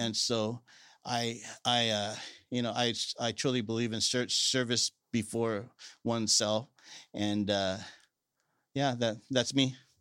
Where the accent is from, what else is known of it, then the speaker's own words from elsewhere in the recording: Salinas, California, United States; I'm a lifelong resident of Salinas